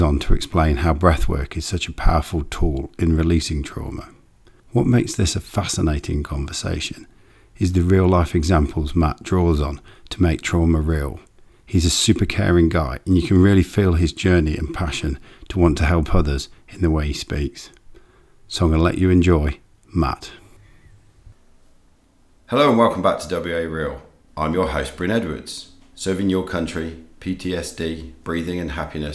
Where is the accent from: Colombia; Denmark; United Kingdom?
United Kingdom; England; now in Perth, Australia; I come from England